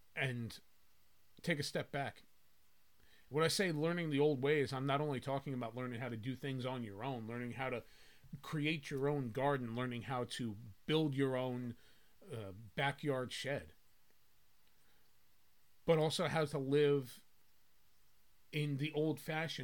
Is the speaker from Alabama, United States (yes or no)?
no; New Jersey, United States; I grew up in North Jersey.